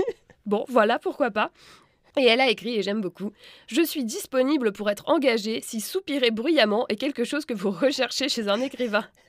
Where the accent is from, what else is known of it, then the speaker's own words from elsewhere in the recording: France; je suis française